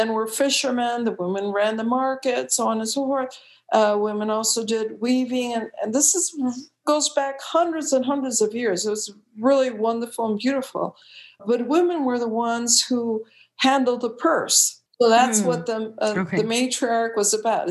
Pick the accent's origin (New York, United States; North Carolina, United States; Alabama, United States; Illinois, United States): Illinois, United States; Chicago; moved away as an adult; also born or lived in California; I was born in Chicago in the United States